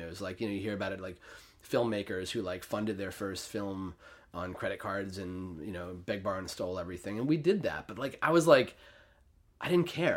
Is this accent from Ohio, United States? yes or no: no; New York City, New York, United States; also born or lived in Saratoga Springs; I grew up on the Upper East Side of Manhattan